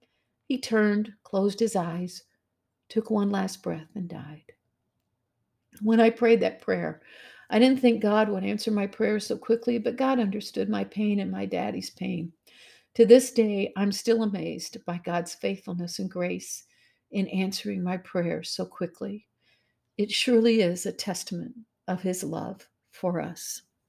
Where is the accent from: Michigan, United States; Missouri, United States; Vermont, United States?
Missouri, United States; I'm from Missouri, after all. That's the show me state, ladies.